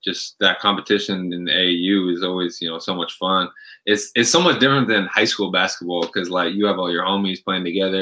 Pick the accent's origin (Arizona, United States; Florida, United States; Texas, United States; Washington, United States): Washington, United States; Shoreline; moved away as an adult; now in Japan; just growing up in the Shoreline area, it's for those who don't know much about Shoreline, it's literally like just like the next city north of Seattle